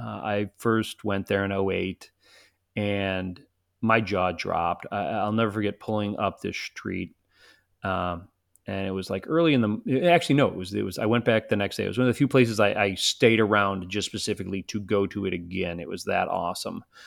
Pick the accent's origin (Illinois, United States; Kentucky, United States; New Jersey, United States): Illinois, United States; Chicago; I'm from Chicago, so it's not like I'm not used to snow